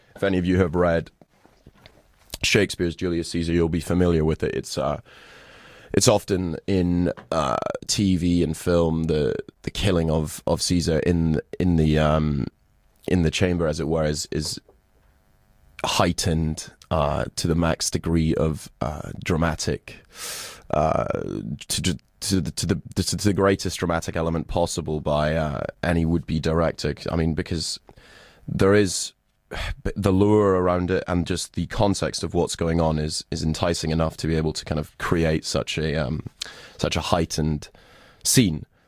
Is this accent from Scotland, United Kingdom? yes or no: yes; Scotland, United Kingdom; I'm Scottish